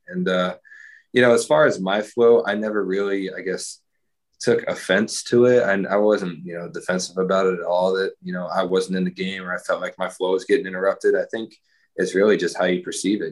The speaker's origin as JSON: {"language": "English", "region": "Texas", "country": "United States", "said": "I'm from Texas"}